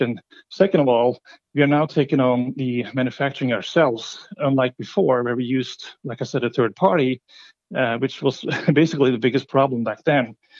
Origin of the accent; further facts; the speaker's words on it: Norway; moved away; I'm from Norway originally